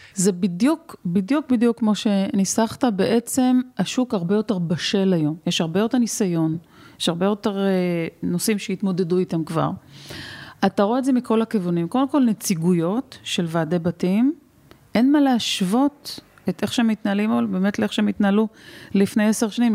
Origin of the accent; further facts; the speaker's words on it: Rehovot, Central District, Israel; נולדתי בצריף בזרנוגה ברחובות. הייתה לי ילדות אה, עטופה באהבה, אבל חסרת אמצעים